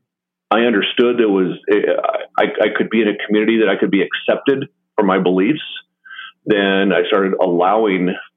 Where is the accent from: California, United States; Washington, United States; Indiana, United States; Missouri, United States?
Washington, United States; Western; I grew up on a fairly remote ranch in Western Washington